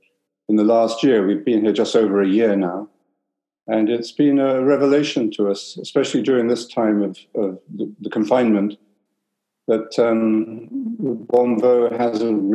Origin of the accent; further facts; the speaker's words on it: London, United Kingdom; moved away as an adult; also born or lived in Canada; I was born in London. My father was English, my mother was Irish. So I grew up with two perspectives